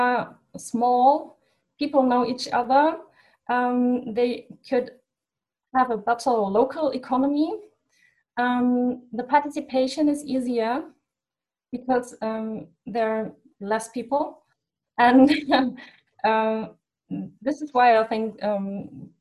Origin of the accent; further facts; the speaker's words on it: Germany; in my home country, in my hometown, it's not a town